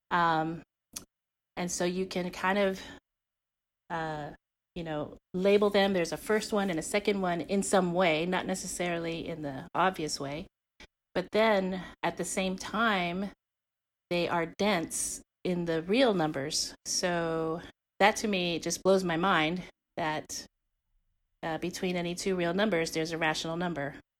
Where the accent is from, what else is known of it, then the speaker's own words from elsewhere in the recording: Guam; now in Texas, United States; growing up in Guam